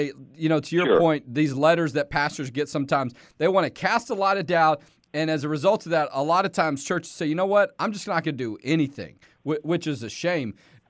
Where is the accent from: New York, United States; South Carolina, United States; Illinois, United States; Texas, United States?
Texas, United States; Houston; moved away; I grew up in Houston